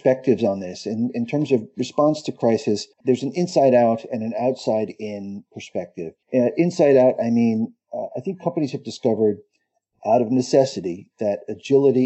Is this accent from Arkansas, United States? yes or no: no; Boston, Massachusetts, United States; moved away as an adult; now in Europe; I'm from the Northeast in the Boston area